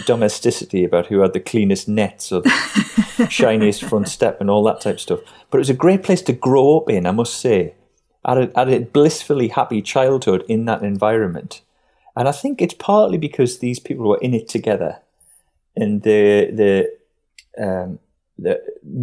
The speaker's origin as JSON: {"language": "English", "area": "Northumberland coalfield", "region": "North East England", "country": "United Kingdom", "tie": "born or raised there", "said": "growing up in the Depression, in the Northumberland coalfield"}